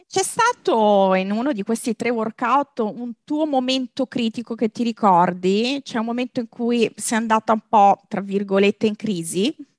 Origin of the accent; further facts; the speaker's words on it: Lazio, Italy; nella mia terra, nel mio Lazio